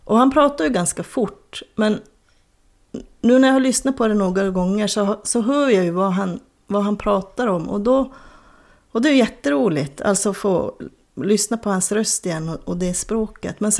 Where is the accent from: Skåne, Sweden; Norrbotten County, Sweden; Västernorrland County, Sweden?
Norrbotten County, Sweden; Lannavaara; accent: Lannankeli; also born or lived in Kiruna; den variant med en kille som pratas i mina hemtrakter, säger jag nu fast jag är född i Kiruna, men i Soppor och Lannavaara.